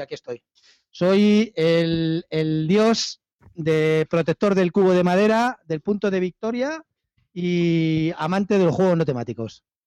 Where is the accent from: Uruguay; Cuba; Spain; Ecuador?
Spain; Albacete, Castilla-La Mancha; los de Albacete tenemos ascendencia nórdica